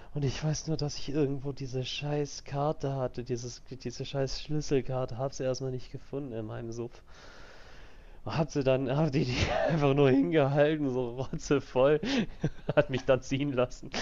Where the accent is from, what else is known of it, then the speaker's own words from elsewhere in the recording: Switzerland; bei uns in der Schweiz